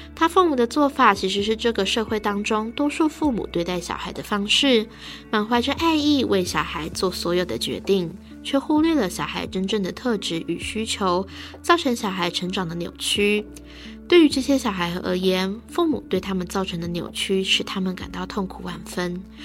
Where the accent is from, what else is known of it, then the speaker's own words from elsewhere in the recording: Taiwan; 我们台湾人